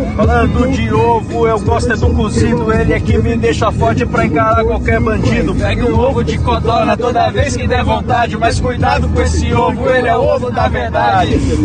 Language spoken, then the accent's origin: Portuguese; Bauru, São Paulo, Brazil; Eu sou de Bauru